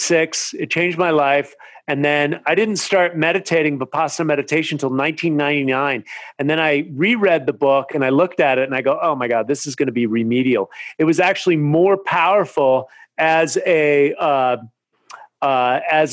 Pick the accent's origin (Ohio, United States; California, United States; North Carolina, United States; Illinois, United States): California, United States; Marin County; now in Venice Beach, United States; I grew up in Marin County where mountain biking started